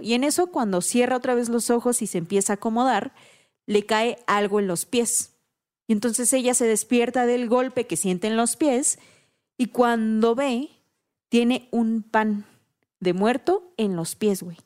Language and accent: Spanish; Oaxaca, Mexico; moved away as an adult; llevo 10 años fuera de Oaxaca